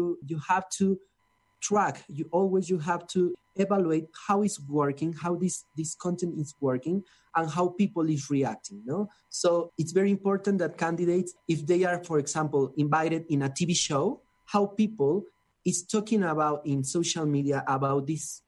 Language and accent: English; Mexico City, Mexico; I'm from Mexico City